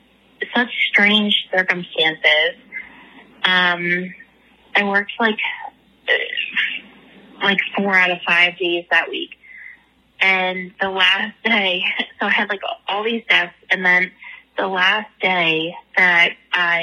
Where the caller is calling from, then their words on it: Philadelphia, Pennsylvania, United States; I'm calling from Philadelphia.